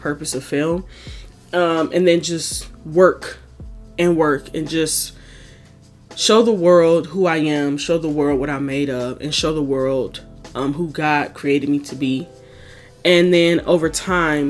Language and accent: English; Detroit, Michigan, United States; moved away as an adult; now in Chicago, United States; I am from Detroit, Michigan, born and raised on the east side